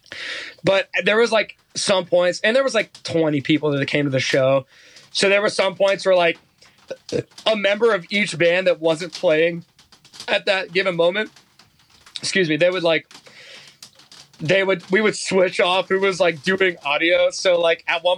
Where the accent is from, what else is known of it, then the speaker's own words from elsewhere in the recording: Youngstown, Ohio, United States; I grew up in Youngstown, Ohio.